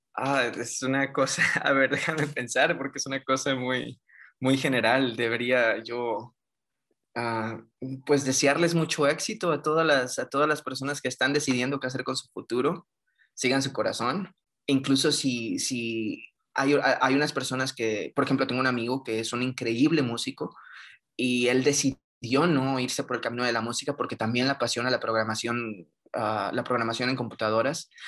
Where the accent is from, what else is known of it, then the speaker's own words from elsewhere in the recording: northern Mexico, Mexico; moved away as an adult; also born or lived in Guanajuato, Mexico; now in Victoria, Canada; Yo soy del norte de México.